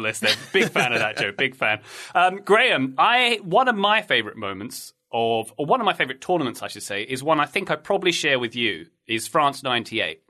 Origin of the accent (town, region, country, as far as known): England, United Kingdom; born or raised there